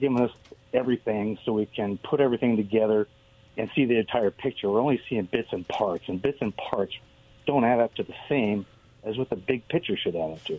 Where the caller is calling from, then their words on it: Richland, Washington, United States; Good afternoon. This is … from Richland.